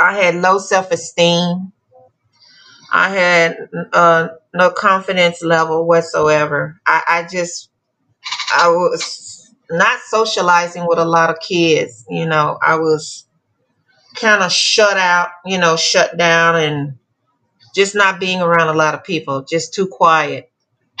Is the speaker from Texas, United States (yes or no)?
yes; Dallas, Texas, United States; also born or lived in West Memphis, Arkansas; I was born in West Memphis, Arkansas. I grew up in Dallas, Texas